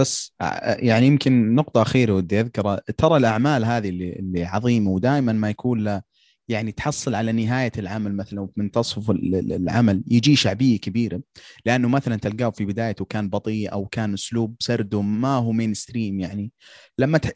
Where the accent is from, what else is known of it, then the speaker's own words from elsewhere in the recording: Saudi Arabia; عندنا في السعوديه